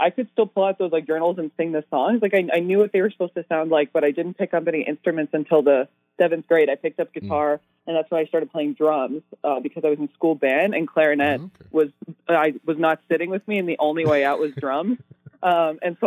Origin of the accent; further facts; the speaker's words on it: Edmonton, Alberta, Canada; also born or lived in Toronto; I'm from Edmonton, and most of the time I'm in Edmonton, but I've been living in Toronto kind of part time this year